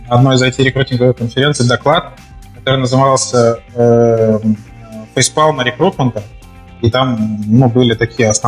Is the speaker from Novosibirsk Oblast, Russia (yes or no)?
yes; Novosibirsk, Novosibirsk Oblast, Russia; moved away; Ну да, я, я, нет, я из Новосибирска как бы, приехал.